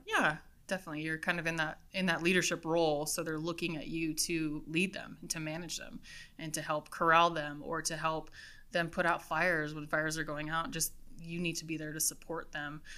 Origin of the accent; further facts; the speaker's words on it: East Mountains, New Mexico, United States; I was from the East Mountains, and I love the East Mountains